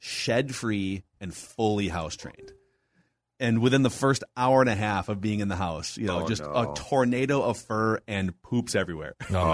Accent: Champlin, Minnesota, United States; also born or lived in Corcoran, Minnesota / Buffalo, Minnesota; I grew up in Champlin, Minnesota, and then eventually we moved to Corcoran in Buffalo

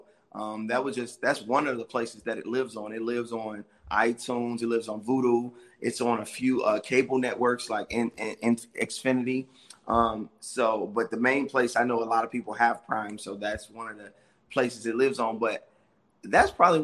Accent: Chicago, Illinois, United States; I'm from Chicago

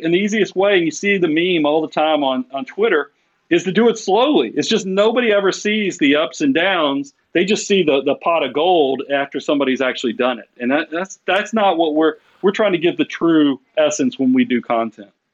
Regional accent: Atlanta, Georgia, United States; I'm from South Atlanta originally

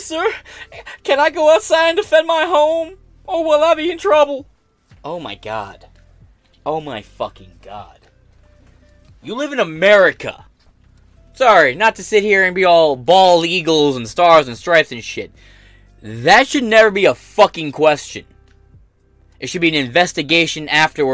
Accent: United States; as an American

